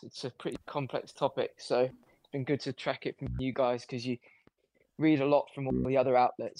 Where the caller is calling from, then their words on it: London, United Kingdom; I'm calling from London.